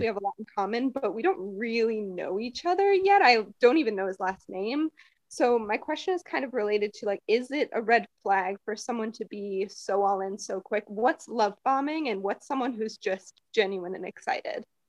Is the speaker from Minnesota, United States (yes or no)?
yes; Minnesota, United States; now in Chicago, United States; I was born and raised in Minnesota